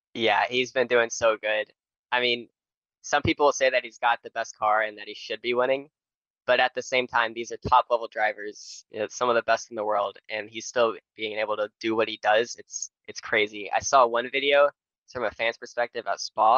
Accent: Nashville, Tennessee, United States; I'm from Nashville, Tennessee

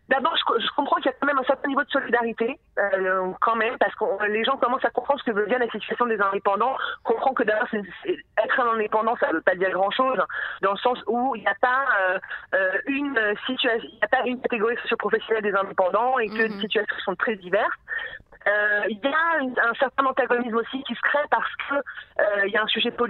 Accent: France; comme je suis une française et que je suis droite

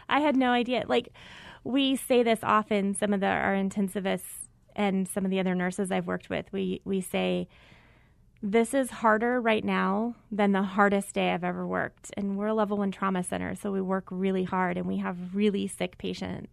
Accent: Mesa, Arizona, United States; I grew up in Mesa

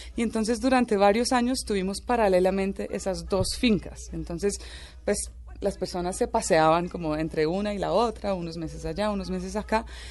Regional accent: Icononzo, Tolima, Colombia; also born or lived in Venezuela; Vivíamos en una finca en, en, el Tolima, también en una zona bien remota

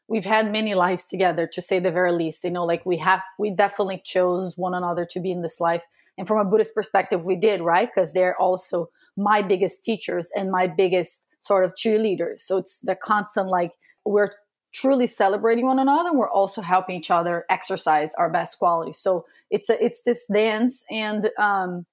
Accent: Brazil; moved away; when I growing up in Brazil

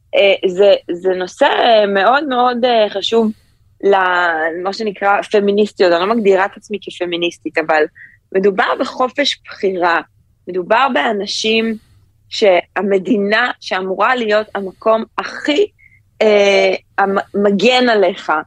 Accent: Ramat HaSharon, Tel Aviv District, Israel; now in New York, United States; אני גדלתי ברמת השרון

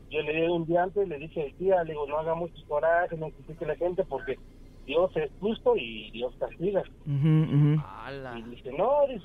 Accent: Oaxaca, Mexico; yo soy del estado de Oaxaca.

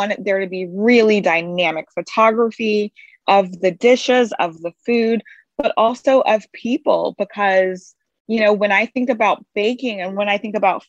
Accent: Baton Rouge, Louisiana, United States; I'm from Baton Rouge, Louisiana

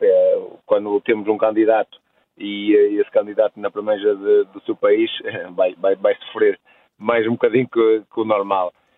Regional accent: Portugal; eu sendo eu português

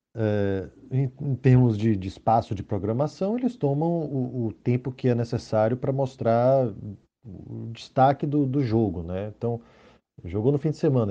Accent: Bahia, Brazil; Eu sou baiano, meu irmão é baiano

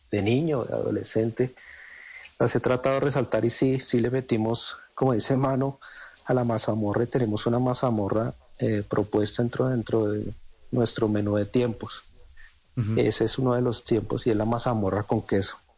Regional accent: Sogamoso, Boyacá, Colombia; de mi tierra.

